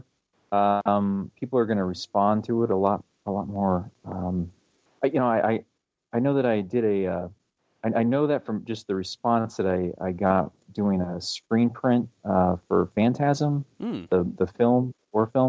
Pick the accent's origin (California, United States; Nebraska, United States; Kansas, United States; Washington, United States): Kansas, United States; Leavenworth; also born or lived in Florida / Panama City, Panama; I think I moved there when I was in second grade. So that's pretty much my hometown